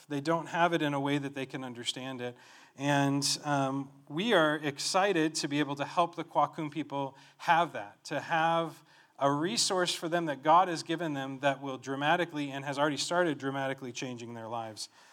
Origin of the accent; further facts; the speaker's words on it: Colorado, United States; moved away as an adult; now in Cameroon; I grew up in Colorado